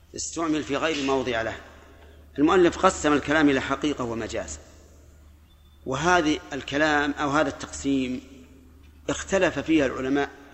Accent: Najd, Saudi Arabia; عندنا في نجد

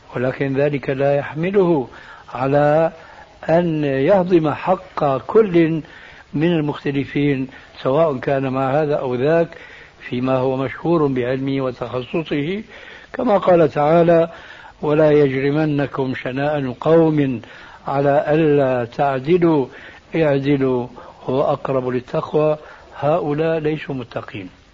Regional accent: Syria; عندنا في الشام

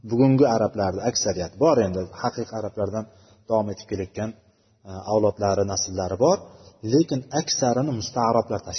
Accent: Uzbekistan; biz o'zbek deymiz o'zbekmiz biz

